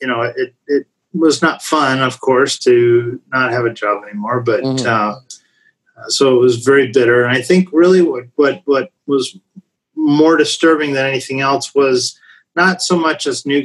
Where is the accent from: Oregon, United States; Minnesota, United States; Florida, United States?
Oregon, United States; now in Texas, United States; But I'm from Oregon and live in Texas